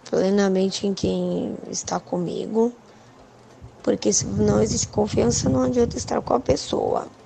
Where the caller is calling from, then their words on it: São Paulo, Brazil; Oi, meus lindos do Cafeína, aqui é a Tatiane, sou da Aricanduva